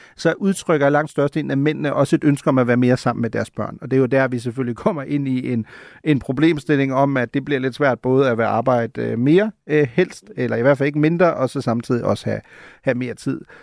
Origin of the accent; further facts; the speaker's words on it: Germany; now in Copenhagen, Denmark; som en, der er født og opvokset i Tyskland